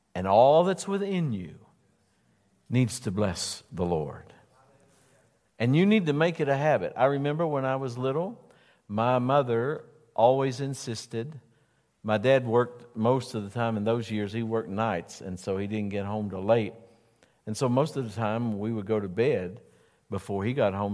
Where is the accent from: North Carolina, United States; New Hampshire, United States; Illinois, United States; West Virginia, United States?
West Virginia, United States; I am from West Virginia